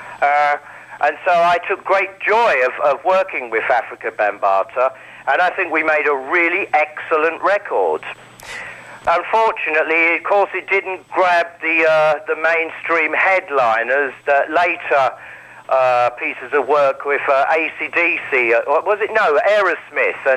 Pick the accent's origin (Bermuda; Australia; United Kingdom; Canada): United Kingdom; being British